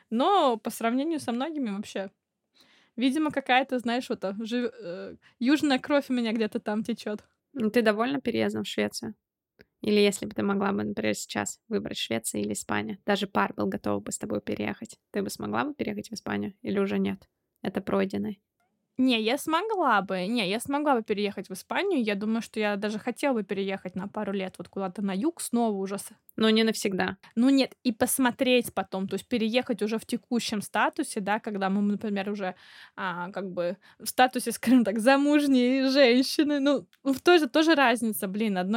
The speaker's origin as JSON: {"language": "Russian", "region": "Saint Petersburg", "country": "Russia", "said": "Ну, хотя, блин, я из Питера, да."}